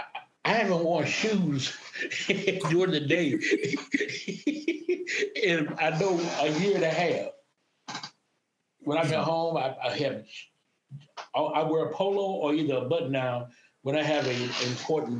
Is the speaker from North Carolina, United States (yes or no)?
yes; Maxton, North Carolina, United States; moved away as an adult; I grew up in a small town called Maxton, North Carolina.